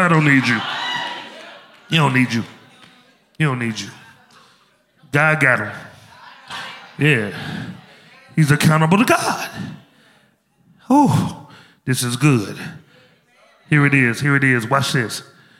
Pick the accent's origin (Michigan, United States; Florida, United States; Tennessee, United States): Tennessee, United States; Memphis; I'm from Memphis, we do a slow down there.